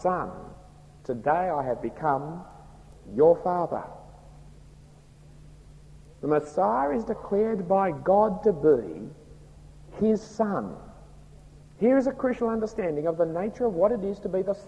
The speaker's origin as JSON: {"language": "English", "country": "Australia", "accent": "broad Australian", "said": "my broad Australian accent"}